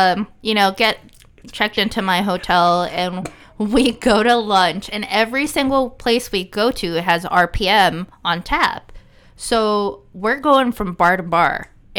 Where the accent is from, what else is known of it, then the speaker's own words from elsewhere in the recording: Arizona, United States; moved away; I'm new. I'm from Arizona.